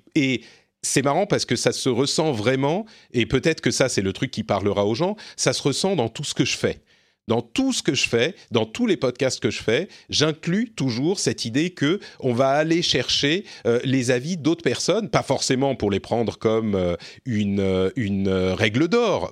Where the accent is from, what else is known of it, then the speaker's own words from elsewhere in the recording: France; je suis français